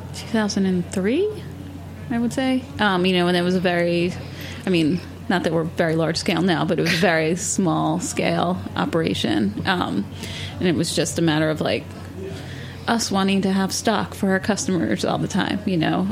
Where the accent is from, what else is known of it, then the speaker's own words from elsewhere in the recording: New York City, New York, United States; growing up in New York City